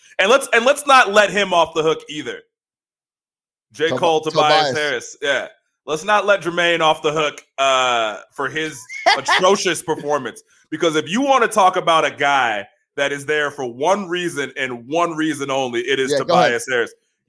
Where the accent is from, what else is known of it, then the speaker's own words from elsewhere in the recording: Australia; accent: New York; I'm an Australian dude with a New York accent for some reason.